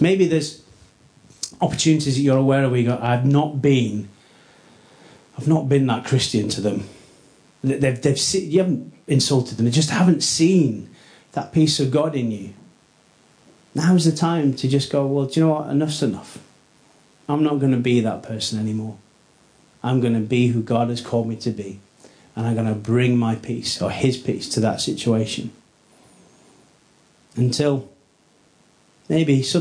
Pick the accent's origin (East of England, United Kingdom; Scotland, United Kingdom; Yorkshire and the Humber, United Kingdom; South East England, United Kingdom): Yorkshire and the Humber, United Kingdom; Rothwell; also born or lived in Headingley / East End Park; I grew up in Rothwell, south of the river